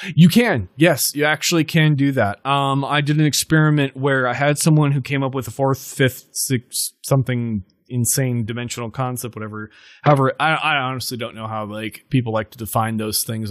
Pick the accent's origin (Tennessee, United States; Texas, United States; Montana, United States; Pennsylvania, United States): Montana, United States; we grew up in Montana